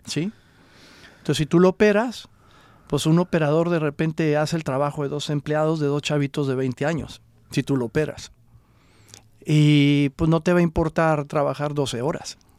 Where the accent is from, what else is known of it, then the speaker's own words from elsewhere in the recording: Coahuila, Mexico; first language Spanish; now in Los Angeles, United States; yo soy originario de Coahuila